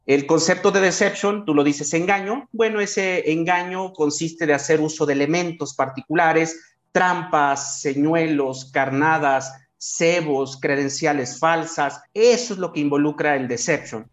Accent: San Luis Potosí, Mexico; soy nativo, soy oriundo de San Luis Potosí, de la capital

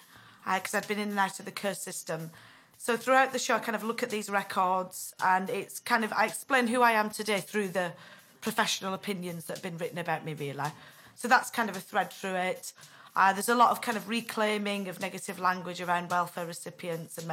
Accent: Bolton, North West England, United Kingdom; now in Manchester, United Kingdom; I'm from Bolton, actually.

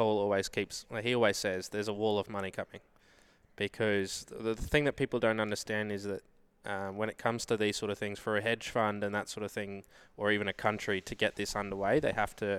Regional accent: Australia; We hit the lotto, being Australian.

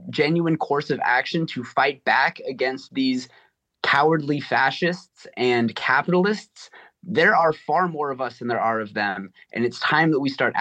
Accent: California, United States; now in Massachusetts, United States; I'm from California initially

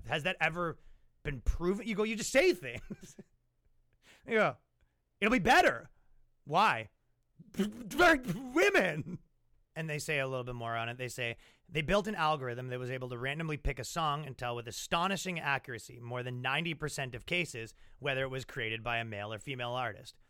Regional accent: Ajax, Ontario, Canada; when I was growing up in Ajax, Ontario, Canada

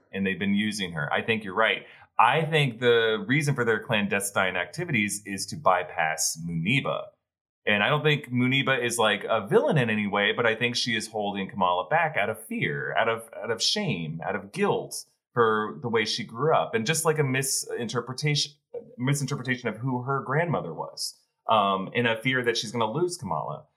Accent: the South, United States; growing up in the South, I've been to quite a few family reunions

